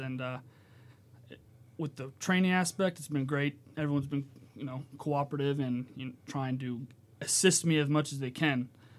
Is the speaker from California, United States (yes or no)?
no; Virginia Beach, Virginia, United States; I'm actually from Virginia Beach.